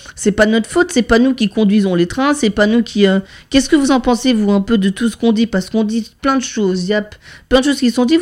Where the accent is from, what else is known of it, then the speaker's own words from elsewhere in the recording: Lannion, Brittany, France; chez nous à Lannion